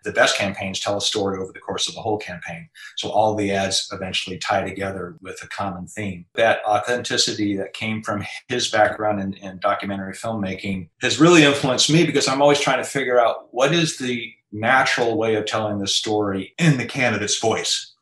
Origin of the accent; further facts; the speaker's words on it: Anchorage, Alaska, United States; moved away; also born or lived in Alexandria, Virginia; I was born and raised in Anchorage, Alaska